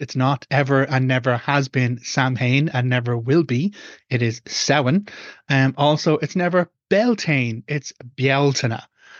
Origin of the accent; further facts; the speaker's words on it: Ireland; as an Irish pagan, I follow a different cycle when it comes to an annual rotation. And that goes back to the older cycles in Ireland